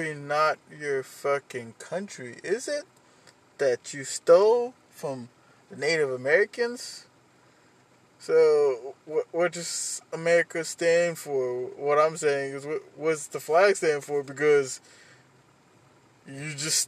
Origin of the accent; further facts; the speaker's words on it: Haiti; moved away; When I was a kid, I grew up in Haiti.